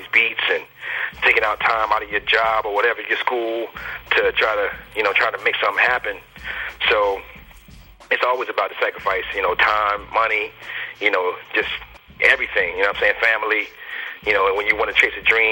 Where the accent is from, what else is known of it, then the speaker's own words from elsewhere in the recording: Alexandria, Virginia, United States; I'm from DMV. I'm from Northern Virginia, man, like Alexandria area, close to D.C.